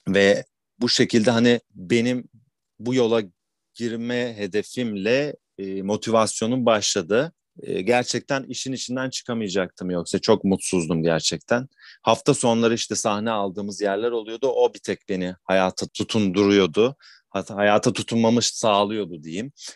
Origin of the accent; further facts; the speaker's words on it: Istanbul, Turkey; ben bin dokuz yüz seksen yedi İstanbul doğumluyum. Sürekli İstanbul'da yaşadım